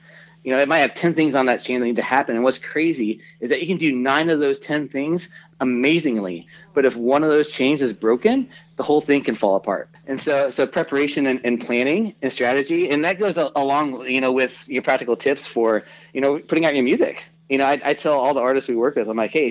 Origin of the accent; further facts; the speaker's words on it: Kansas City, United States; moved away; I grew up in Kansas City. That's our home.